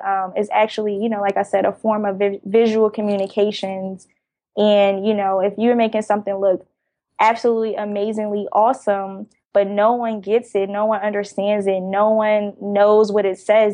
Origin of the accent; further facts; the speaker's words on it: Jersey City, New Jersey, United States; now in Atlanta, United States; I currently live in Atlanta, but I'm originally from Jersey City, New Jersey. I grew up in a very dense, populated area